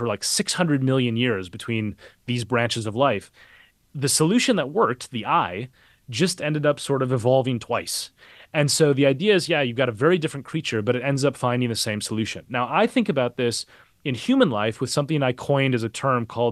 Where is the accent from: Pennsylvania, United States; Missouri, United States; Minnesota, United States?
Minnesota, United States; Minneapolis; moved away; I grew up a couple miles away from where he was killed. I'm from Minneapolis originally.